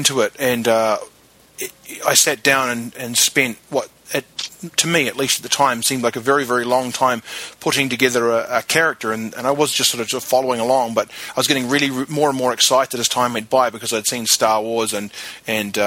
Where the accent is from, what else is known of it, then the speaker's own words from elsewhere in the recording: New Zealand; I grew up in New Zealand